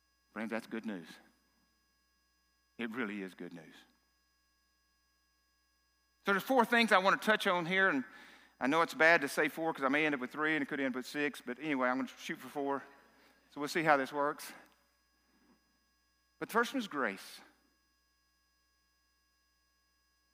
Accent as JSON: {"language": "English", "region": "South Arkansas", "country": "United States", "said": "I'm from South Arkansas."}